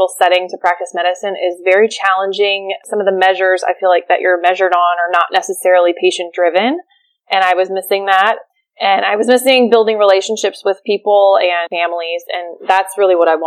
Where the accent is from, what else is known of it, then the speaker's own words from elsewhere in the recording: Maryland, United States; moved away as an adult; now in Charleston, United States; I grew up in Maryland. I did all my schooling there. I came to Charleston, South Carolina for residency. And I've been here ever